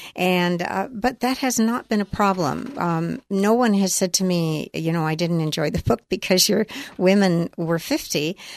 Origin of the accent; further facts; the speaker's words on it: Healdsburg, California, United States; my own group of friends from Hillsburg. I'm, that's my hometown.